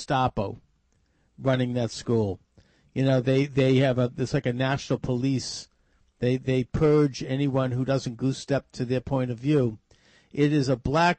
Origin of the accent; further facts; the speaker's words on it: Brighton, Massachusetts, United States; my own hometown of Brighton